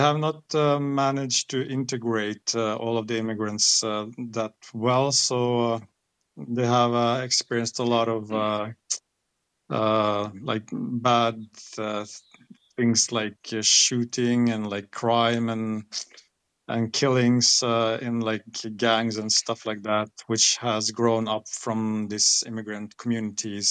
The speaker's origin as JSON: {"language": "English", "country": "Norway", "tie": "born or raised there", "said": "I'm born and raised here in Norway, so I grew up here in Norway."}